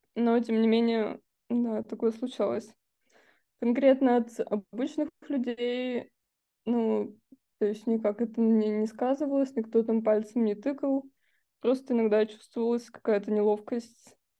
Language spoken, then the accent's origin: Russian; Russia; я из России